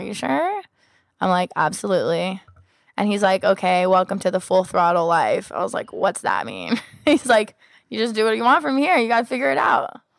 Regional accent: Los Angeles and Sacramento, California, United States; I grew up half here in L A and half in Sacramento

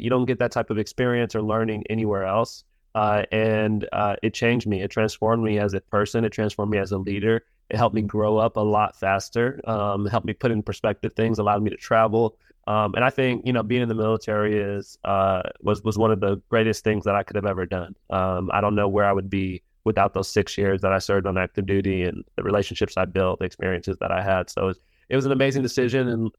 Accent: California, United States; now in Miami, United States; Yeah, so I grew up in Southern California on Camp Pendleton. My dad, obviously, like we mentioned, is a Marine.

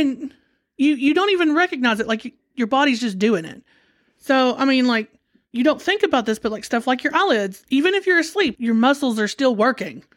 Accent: United States

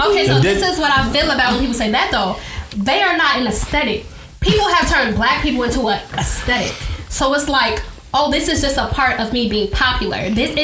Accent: Chicago, Illinois, United States; If you grew up in Chicago, we're from Chicago.

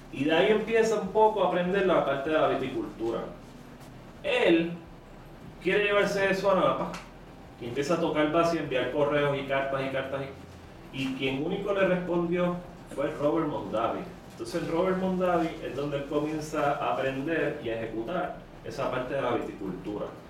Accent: Carolina, Puerto Rico; also born or lived in San Francisco, United States; soy original de Carolina.

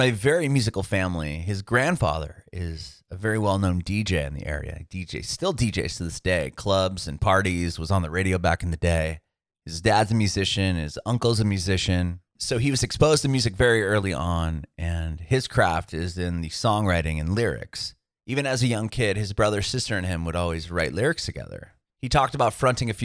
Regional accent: San Diego, California, United States; moved away as an adult; now in Nashville, United States; I'm originally from Southern California, so I'm from San Diego

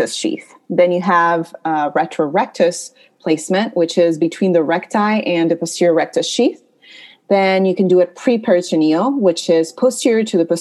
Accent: Peru; also born or lived in New York, United States; now in Atlanta, United States; So I am originally from Peru, and I did general surgery at NYU in New York

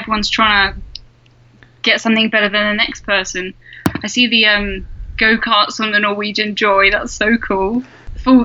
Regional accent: England, United Kingdom; South of England.

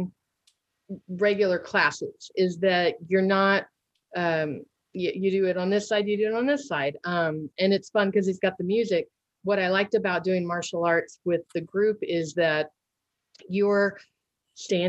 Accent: Missouri, United States; we had a local studio for Taekwondo in my hometown here in Missouri

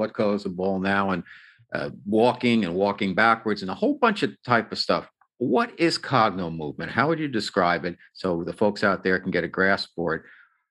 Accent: New York, United States; It's different than Southern California. I'm a New Yorker.

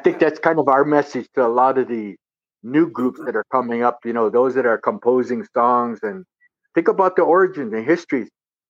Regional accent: New Mexico, United States; born there; And then when I relocated, I was born here in New Mexico.

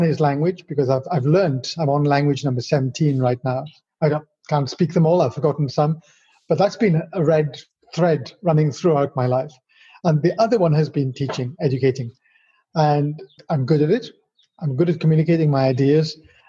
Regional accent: Wales, United Kingdom; born there; moved away as an adult; So going back, I was born in Wales, which is where my rather strange accent comes from, because I've spent 33 years outside of Wales, more than that, 35 years.

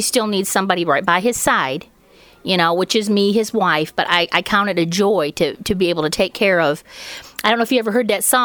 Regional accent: Michigan, United States; now in Andersonville, United States; Originally from Michigan, but right now we live in Andersonville, which is about 35 miles northeast of Knoxville

